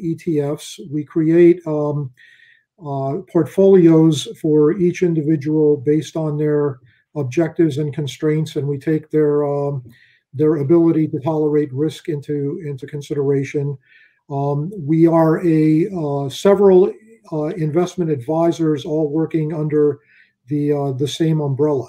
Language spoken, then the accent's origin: English; Philadelphia, Pennsylvania, United States; moved away as an adult; also born or lived in Southern Virginia; I grew up in Philadelphia.